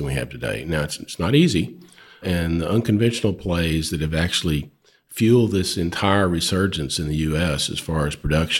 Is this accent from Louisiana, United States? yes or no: no; Nocona, Texas, United States; I grew up in North Texas.